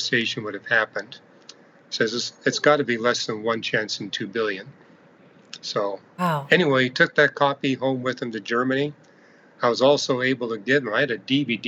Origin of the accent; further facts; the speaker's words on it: Canada; I'm an astrophysicist. I'm from Canada.